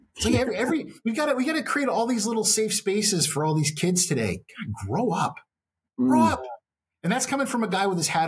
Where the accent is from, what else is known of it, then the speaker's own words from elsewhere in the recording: Texas, United States; And being Texan, there's really very rarely a meal that doesn't involve beef.